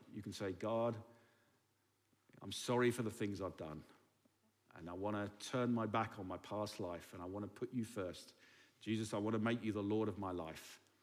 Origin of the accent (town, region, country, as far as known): England, United Kingdom; now in Berlin, Germany